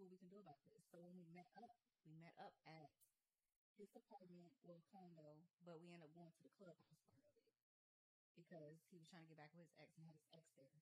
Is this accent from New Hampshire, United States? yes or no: no; Gary, Indiana, United States; accent: country; moved away as an adult; also born or lived in Houston; now in Atlanta, United States; Indiana is not where I'm from. I'm from Gary, Indiana.